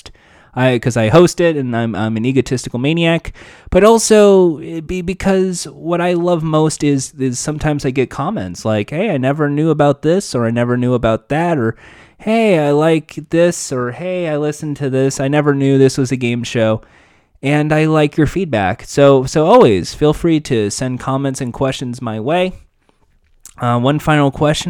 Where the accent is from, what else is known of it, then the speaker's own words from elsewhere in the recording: United States; I'm American